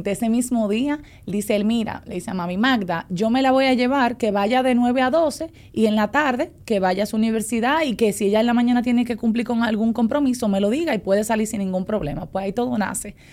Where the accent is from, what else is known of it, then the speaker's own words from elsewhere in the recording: San Pedro de Macorís, Dominican Republic; moved away as an adult; now in Santo Domingo, Dominican Republic; yo soy de San Pedro de Macorís, entonces yo vine a estudiar en el 2011 aproximadamente.